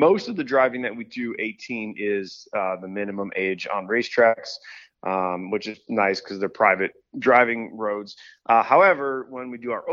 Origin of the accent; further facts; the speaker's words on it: Chicago, Illinois, United States; I'm from Chicago, and we're blue collar here